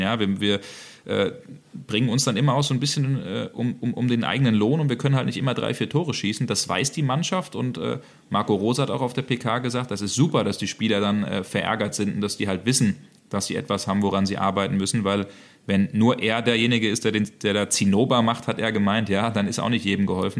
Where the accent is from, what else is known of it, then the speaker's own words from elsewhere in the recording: Hesse, Germany; moved away as an adult; also born or lived in Hamburg / Berlin; now in Dortmund, Germany; ich bin ein gebürtiger Hesse